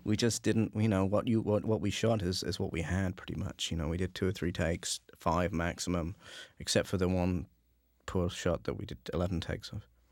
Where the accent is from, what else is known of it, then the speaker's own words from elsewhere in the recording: England, United Kingdom; being from England